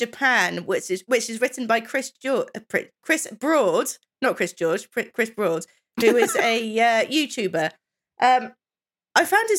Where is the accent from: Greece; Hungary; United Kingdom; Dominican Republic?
United Kingdom; England; some of us English